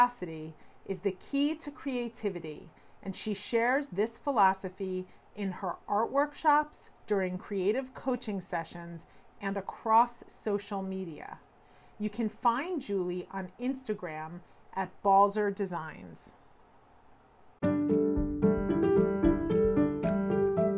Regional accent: East Coast, United States; moved away as an adult; now in Cleveland, United States; I grew up on the East Coast

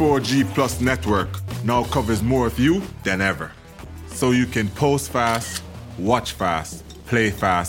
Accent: Trelawny, Jamaica; I'm from Trelawney. I'm from the rural area of Jamaica.

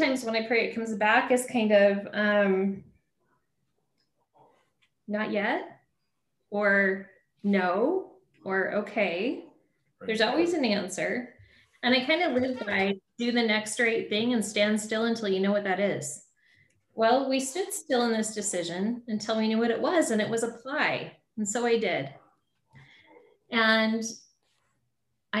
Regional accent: Southeast Idaho, United States; moved away as an adult; now in Boise, United States; I grew up in Southeast Idaho, you know, and now I live across the state

